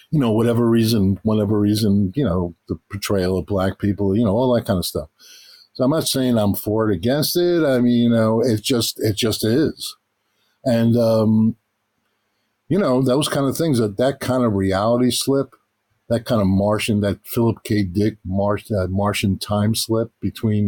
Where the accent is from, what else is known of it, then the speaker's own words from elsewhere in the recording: New York City, New York, United States; growing up in Queens